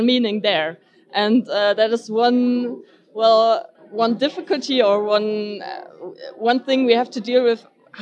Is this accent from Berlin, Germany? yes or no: yes; Berlin, Germany; I come from Berlin